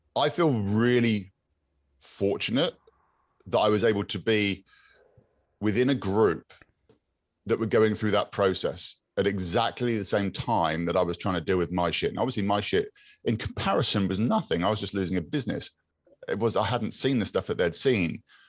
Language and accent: English; Exmouth, South West England, United Kingdom; I grew up in Exmouth